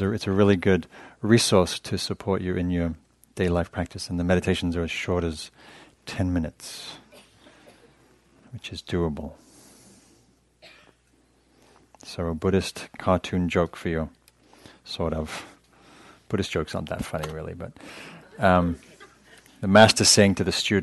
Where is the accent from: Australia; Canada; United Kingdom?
United Kingdom; England; I'm English